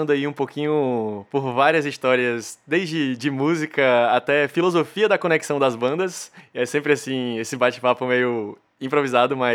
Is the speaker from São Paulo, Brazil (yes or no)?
no; Fortaleza, Ceará, Brazil; accent: Fortaleza; algo que fosse um GugaCast com o nosso sotaque também, daqui de Fortaleza e tal.